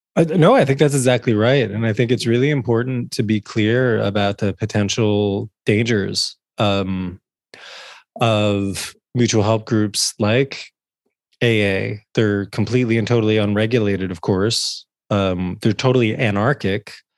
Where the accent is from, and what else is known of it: New Jersey, United States; born or raised there